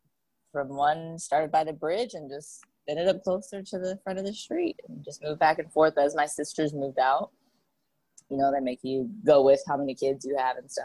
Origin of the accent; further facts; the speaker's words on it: Fussa, Tokyo, Japan; Yeah, Fusa. Yep, born and raised in Fusa, Japan. And I was actually born off base